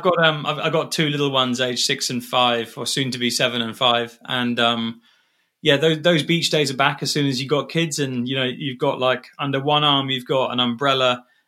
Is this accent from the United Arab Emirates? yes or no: yes; Dubai, United Arab Emirates; I grew up in Dubai, and my dad bought my mum like a secondhand a Jaguar Sovereign